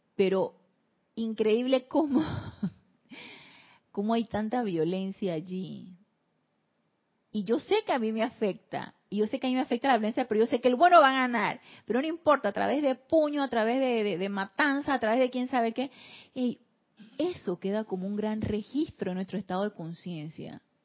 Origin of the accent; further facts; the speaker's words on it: Panama; Aquí en Panamá le llamamos historia patria a este tipo de situaciones